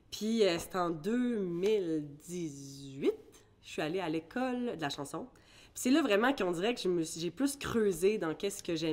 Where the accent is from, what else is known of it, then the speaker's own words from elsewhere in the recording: Bermuda; born there; quand je retournais à mes sources, finalement, je suis née aux Bermudes.